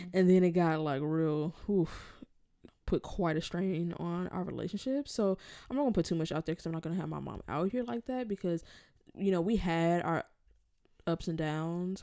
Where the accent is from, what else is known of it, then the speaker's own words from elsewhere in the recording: Los Angeles, California, United States; moved away as an adult; also born or lived in New York; I'm from Los Angeles